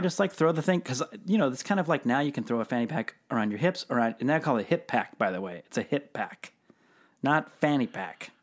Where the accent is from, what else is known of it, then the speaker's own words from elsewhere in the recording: Seattle, Washington, United States; Growing up in Seattle